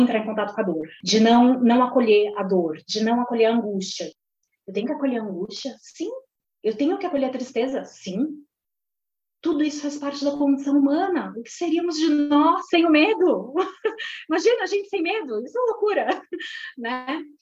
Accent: Santos, São Paulo, Brazil; moved away as an adult; now in São Paulo, Brazil; Eu sou da Baixada Santista, sou nascida em Santos

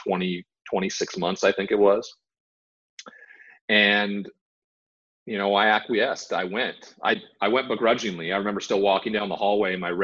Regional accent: Montana, United States; growing up in Montana around the cowboy culture

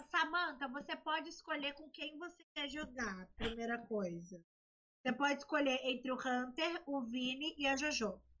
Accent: Rio de Janeiro, Brazil; Eu sou carioca e falo.

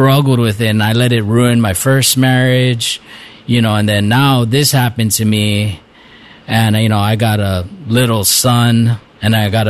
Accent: Waimea, Hawaii, United States; also born or lived in Kohala, Hawaii; growing up in Kohala and in Waimea, if you didn't fight when somebody wanted to fight, you never make it through school

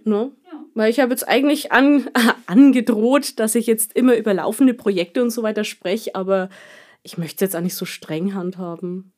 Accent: Kulmbach, Bavaria, Germany; bei uns in Kulmbach

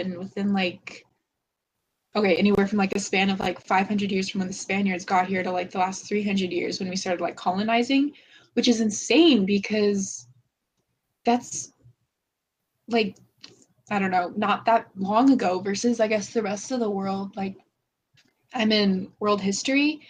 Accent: United States; as an American

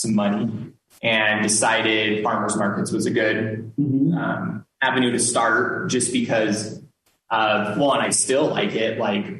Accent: Salt Lake City, Utah, United States; moved away as an adult; also born or lived in Denver; born and raised in Salt Lake

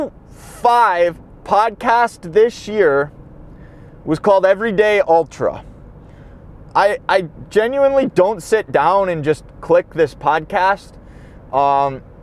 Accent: Midwest, United States; I'm from the Midwest

